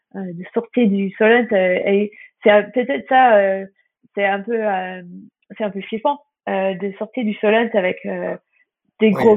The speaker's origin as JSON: {"language": "French", "town": "Hayling Island", "region": "South East England", "country": "United Kingdom", "tie": "born or raised there", "second_language": "French", "moved": "as an adult", "lives_now": "France", "said": "chez nous à Hailey Island en Angleterre"}